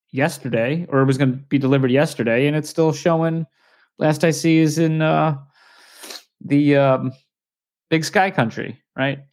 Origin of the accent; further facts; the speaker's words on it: United States; I'm American